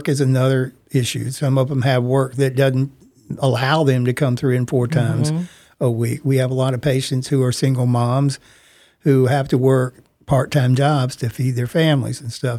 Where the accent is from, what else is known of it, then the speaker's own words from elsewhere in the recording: Mississippi, United States; moved away as an adult; now in Tacoma, United States; my home state of Mississippi